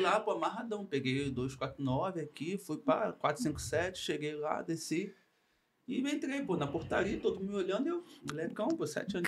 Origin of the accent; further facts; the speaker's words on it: Rio de Janeiro, Brazil; moved away as an adult; also born or lived in Finland; eu comecei no futebol com seis anos de idade. Marabu, Encantado